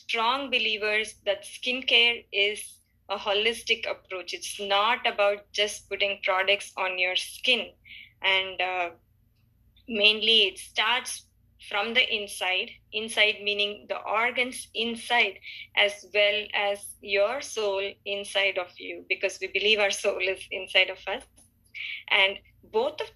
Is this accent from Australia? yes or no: no; Chennai, Tamil Nadu, India; moved away as an adult; also born or lived in Boston, United States; now in United States; I was born and brought up in Chennai, which is in India.